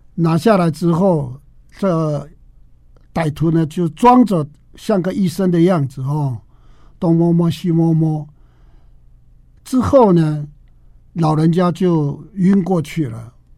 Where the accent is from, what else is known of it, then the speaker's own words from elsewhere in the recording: Taromak village, Taitung County, Taiwan; 我是来自达鲁马克部落的